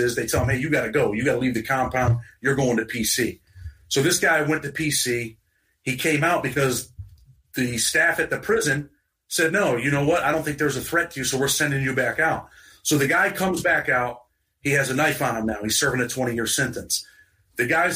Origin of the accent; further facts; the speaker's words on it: New York, United States; I'm from New York